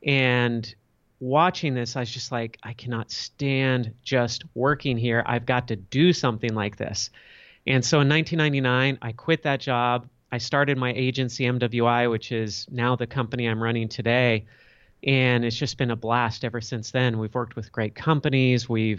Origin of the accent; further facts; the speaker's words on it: Los Angeles, California, United States; I grew up in Los Angeles, California.